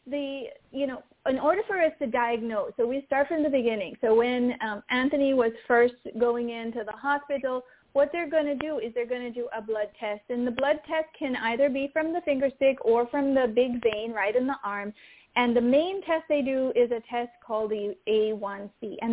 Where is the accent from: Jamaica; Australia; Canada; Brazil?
Jamaica; I'm Caribbean. I'm from Jamaica